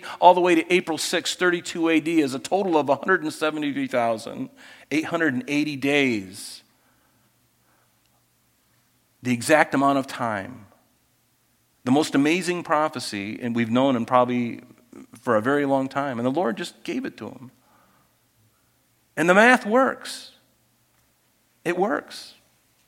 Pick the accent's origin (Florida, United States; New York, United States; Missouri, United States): Florida, United States; growing up in Florida